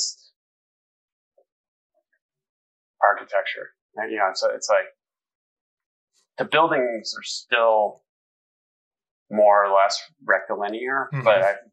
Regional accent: Denver, Colorado, United States; Denver, Southeast Denver. Hmm. Yeah, I grew up near Bible Park, like Yale and Quebec

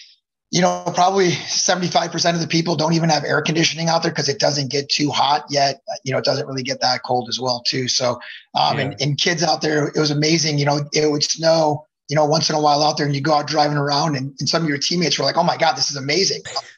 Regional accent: Addison, Illinois, United States; I grew up out here in Addison, Illinois.

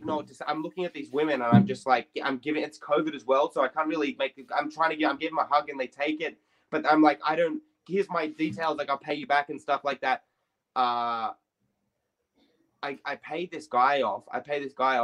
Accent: Sydney, New South Wales, Australia; I grew up in Redfern

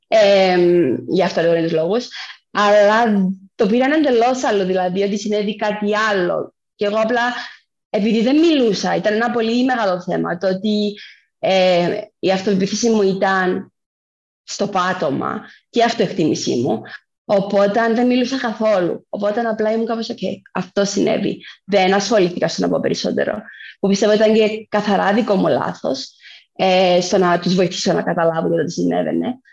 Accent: Cyprus; also born or lived in Athens; είμαι από Κύπρο.

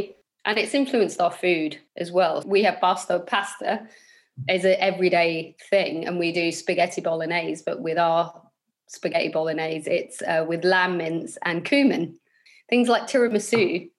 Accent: London, United Kingdom; for me, I feel very British. I grew up in London. I feel actually a Londoner first more than anything else. And then I'm British Somali, you know.

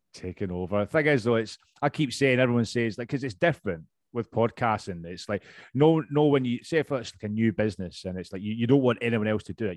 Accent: Scotland, United Kingdom; accent: Scottish; now in London, United Kingdom; i am originally from Scotland, as you can tell. My accent's still pretty strong

